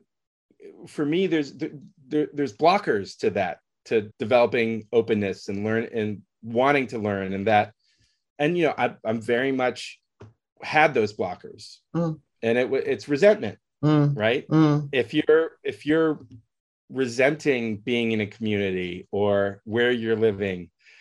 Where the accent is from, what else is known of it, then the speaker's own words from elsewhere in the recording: San Francisco, California, United States; I grew up in San Francisco during a particular period